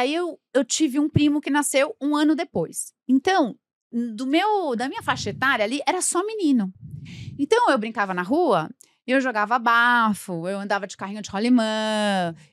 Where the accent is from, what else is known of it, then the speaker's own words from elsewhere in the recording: São Paulo, Brazil; Nasci em Moema e passei a minha vida.